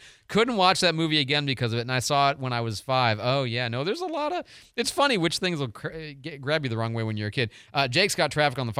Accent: Florida, United States; Marlon Perkins, Alligators and Realistic Fear because they were everywhere growing up in South Florida.

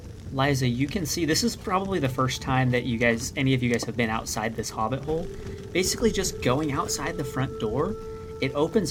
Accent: Alaska, United States; I'm from Alaska, man. It's 24/7 where I'm from.

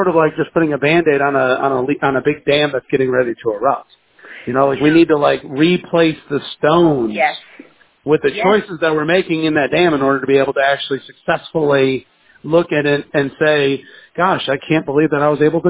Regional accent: the South, United States; we're from the South

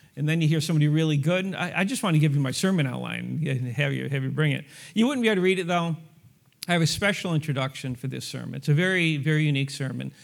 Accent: New York, United States; now in Lawrence, United States; born and raised in New York

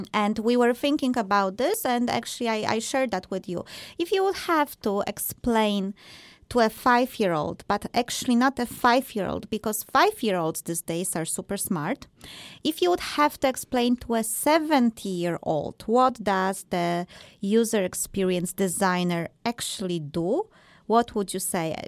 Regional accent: Poland; I am also from Poland

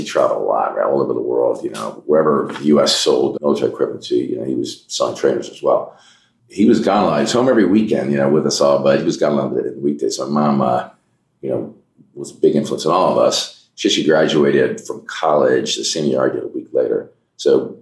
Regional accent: Wayne, Pennsylvania, United States; also born or lived in New York City / New York suburbs; I was born in New York City, moved to New York suburbs when I was young, but really grew up outside of Philadelphia. We moved to Wayne, Pennsylvania when I was in first grade

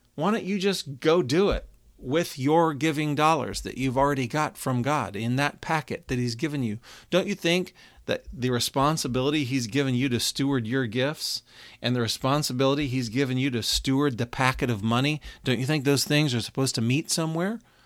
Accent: Texas, United States; now in Cincinnati, United States; We grew up together in Texas. I now live in Cincinnati

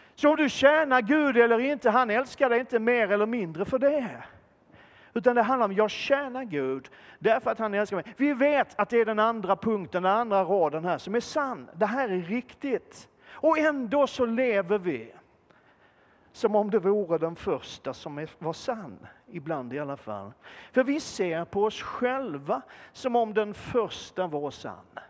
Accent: Malmö, Skåne, Sweden; född och uppvuxen i centrala Malmö

